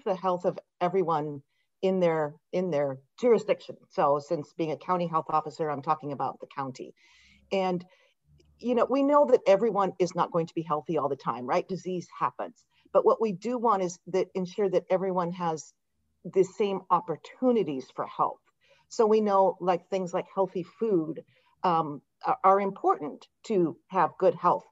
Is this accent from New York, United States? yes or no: no; Yakima Valley, Eastern Washington, United States; moved away as an adult; also born or lived in Metro Detroit, Michigan; now in Modesto, United States; I grew up in Eastern Washington, in the Yakima Valley